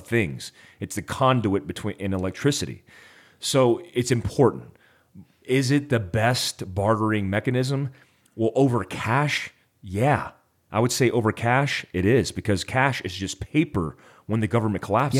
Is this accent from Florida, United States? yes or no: yes; Florida, United States; I grew up in Florida